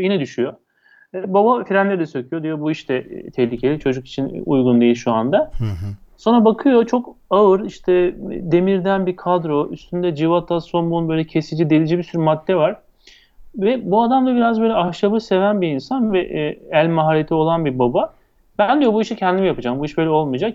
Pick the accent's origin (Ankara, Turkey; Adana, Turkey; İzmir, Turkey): İzmir, Turkey; Ben 1970 İzmir doğumluyum.